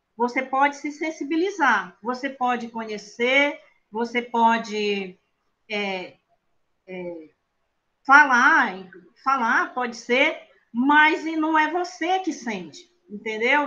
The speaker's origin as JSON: {"language": "Portuguese", "region": "Acre", "country": "Brazil", "tie": "born or raised there", "said": "Eu nasci no Seringal, é um seringal de nome bem estranho, o seringal se chama Oco do Mundo, na colocação Esperança. Para quem é daqui do Acre"}